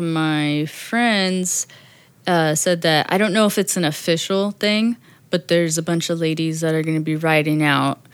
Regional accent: Riverside, California, United States; moved away; I grew up in Riverside

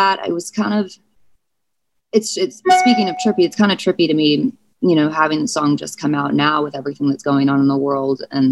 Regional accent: St. Louis, Missouri, United States; I was born in St. Louis.

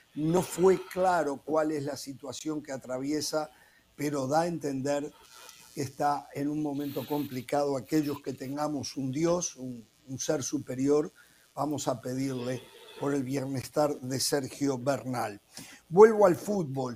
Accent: Uruguay; como uruguayo

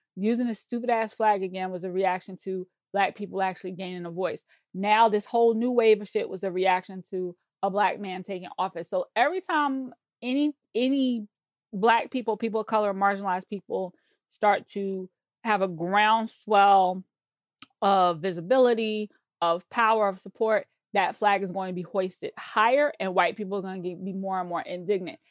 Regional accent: South Carolina, United States; I grew up in Bible Belt, South Carolina.

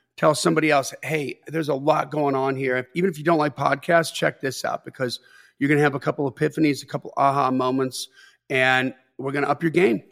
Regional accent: Delavan, Wisconsin, United States; I grew up in Delvin, Wisconsin

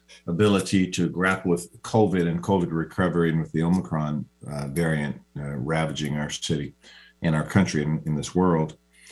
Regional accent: Seattle, Washington, United States; I was born here in Seattle up on Cabrini Hospital, went to Garfield High School and played football for the University of Washington on an athletic scholarship.

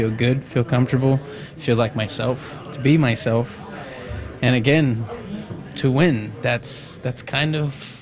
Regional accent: California, United States; I'm from California

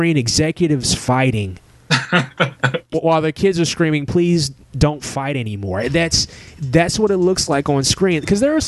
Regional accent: Middletown, Ohio, United States; also born or lived in Lexington; my hometown where I lived the majority of my life, Middletown

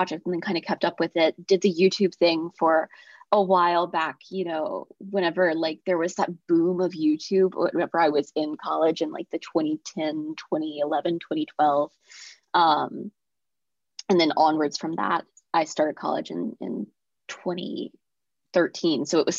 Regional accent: North Carolina, United States; I'm from North Carolina.

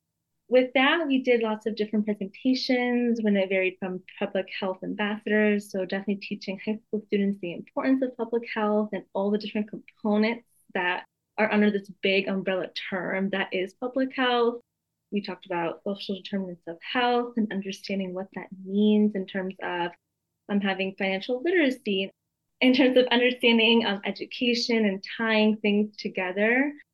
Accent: Connecticut, United States; moved away as an adult; now in Arizona, United States; I was born and raised in Connecticut, and that is where I did my AmeriCorps service terms.

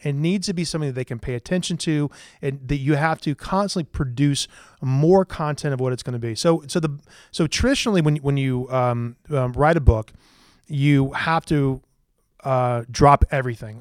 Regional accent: Greenville, South Carolina, United States; also born or lived in Columbia, South Carolina / Charleston, South Carolina; I lived in Greenville, South Carolina until I was about nineteen years old

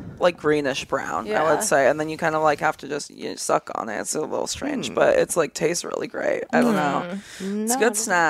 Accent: Kauai, Hawaii, United States; now in Los Angeles, United States; I grew up on Kauai, so like the smallest one

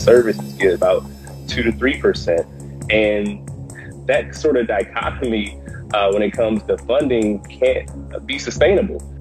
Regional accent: Milwaukee, Wisconsin, United States; my hometown of Milwaukee

